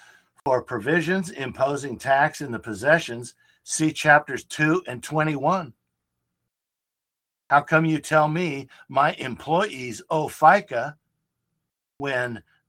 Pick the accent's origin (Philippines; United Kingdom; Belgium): Philippines; now in United States; I'm a citizen of the United States. I came here from the Philippines and was naturalized in 1983.